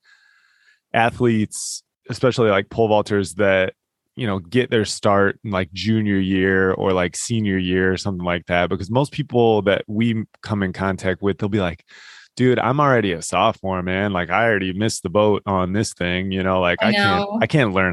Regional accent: Illinois, United States; I'm from Illinois

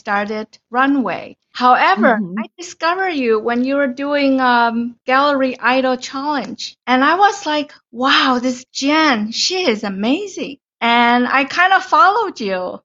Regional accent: Taiwan; English is a second language; moved away as an adult; also born or lived in Ottawa, Canada; now in Canada; So I'm originally from Taiwan, and I grew up in Taiwan up till university when I graduated

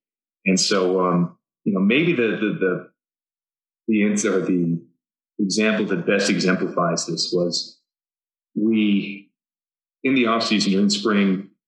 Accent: Southeast, United States; growing up in the Southeast, Georgia Tech is a pretty obvious place to aspire to for engineering.

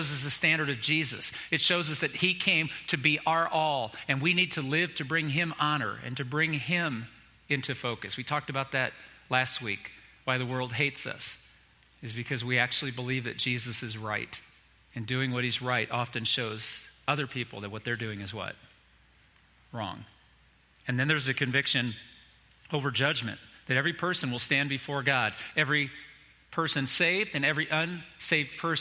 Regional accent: Indiana, United States; I came from Indiana up to Michigan, went to this church camp all my time in high school

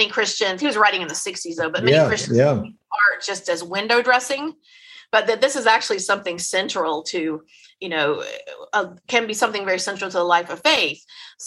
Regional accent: Memphis, Tennessee, United States; I am from Memphis

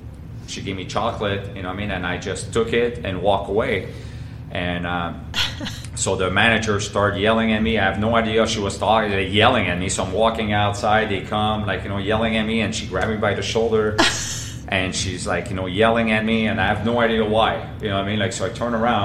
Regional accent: Montreal, Quebec, Canada; English is a second language; moved away; I'm from Montreal, but like Montreal's a big city and I'm pretty much downtown, but like on the French side, I would say that I never really had to learn English growing up

